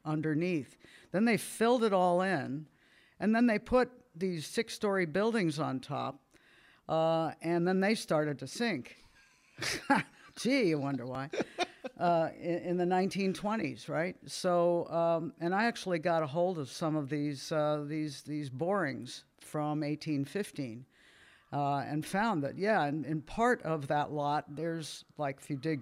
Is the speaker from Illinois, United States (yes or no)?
no; Miami, St. Petersburg, Florida, United States; we moved from Miami to St. Petersburg